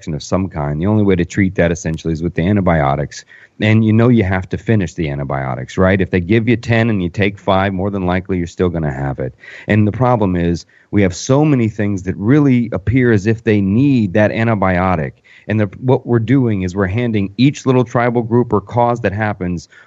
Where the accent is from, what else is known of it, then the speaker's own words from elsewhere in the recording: Orlando, Florida, United States; I'm from Orlando. I live in Orlando